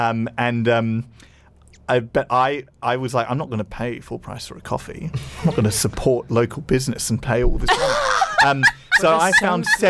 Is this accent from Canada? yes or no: no; United Kingdom; moved away as an adult; also born or lived in Adelaide, South Australia, Australia; now in Melbourne, Australia; my family all moved out to the UK when I was quite young, hence why I came over